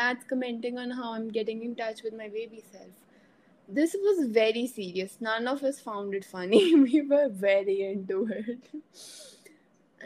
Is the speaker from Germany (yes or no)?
no; India; being the Indian curious girl that I am